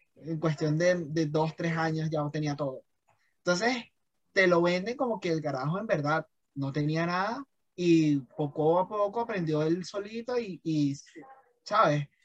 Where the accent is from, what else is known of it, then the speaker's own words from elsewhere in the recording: Venezuela; now in Colombia; como venezolano aquí en Colombia